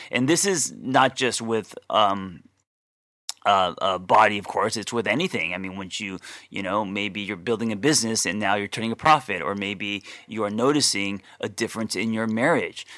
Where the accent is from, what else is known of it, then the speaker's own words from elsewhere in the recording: Glendale, California, United States; I grew up in Glendale